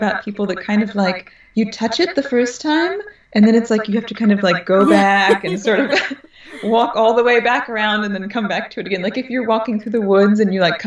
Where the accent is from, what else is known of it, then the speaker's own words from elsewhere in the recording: Texas, United States; now in Los Angeles, United States; I grew up in Texas, deep in the nature